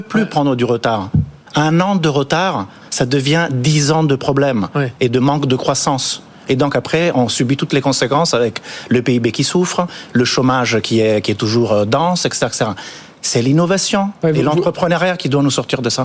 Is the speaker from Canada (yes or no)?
no; Italy; now in France; moi je suis italien